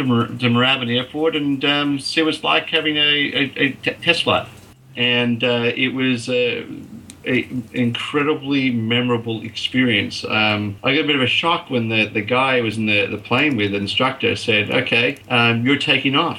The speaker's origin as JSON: {"language": "English", "country": "Canada", "tie": "born or raised there", "moved": "yes", "lives_now": "Australia", "said": "I actually was born in Australia, but I grew up in Canada."}